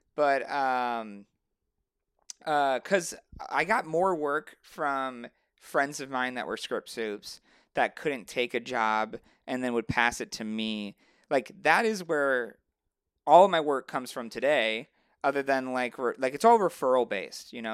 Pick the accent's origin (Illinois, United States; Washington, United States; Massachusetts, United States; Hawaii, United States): Illinois, United States; Chicago suburbs; moved away; I'm from Chicago originally, um, well, the suburbs of Chicago